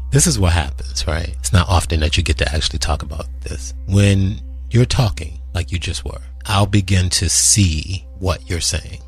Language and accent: English; suburbs in Maryland, United States; also born or lived in Washington, D.C.; I'm born in Washington, D.C. and raised in the suburbs in Maryland